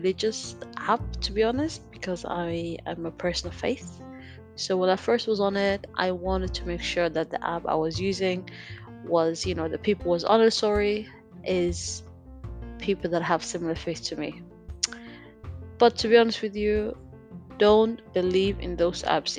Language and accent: English; Denmark; I'm gonna spoil where I'm from. I grew up in Denmark